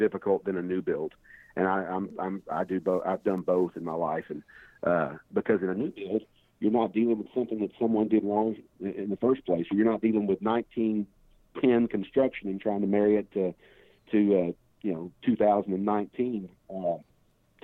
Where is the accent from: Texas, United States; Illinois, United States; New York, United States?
Texas, United States; Fort Worth; I came from Castleberry High School in Fort Worth